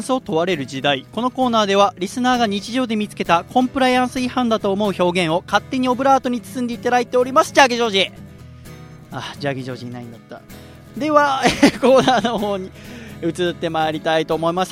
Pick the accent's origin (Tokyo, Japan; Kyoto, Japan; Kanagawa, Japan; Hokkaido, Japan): Kanagawa, Japan; Yokohama; まあ僕もまあ横浜出身なので、